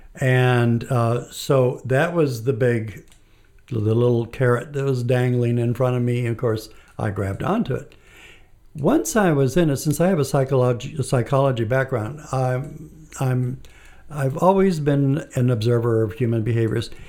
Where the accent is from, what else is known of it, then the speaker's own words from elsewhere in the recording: Mexico; I was born and raised in Mexico. And I, uh, lived in a small town, and it was a town that's somewhat close to Mexico City.